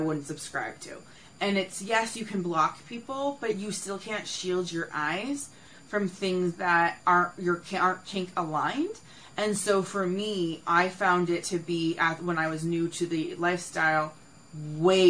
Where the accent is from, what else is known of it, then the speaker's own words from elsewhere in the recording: Canada; I'm personally Canadian